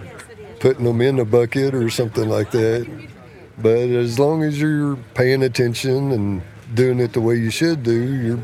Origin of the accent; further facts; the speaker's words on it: Sulphur, Oklahoma, United States; I'm from Sulphur, Oklahoma.